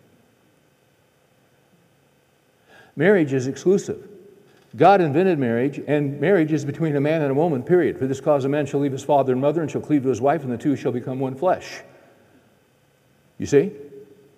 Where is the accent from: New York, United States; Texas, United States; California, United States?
California, United States; moved away; We're from California originally, and we left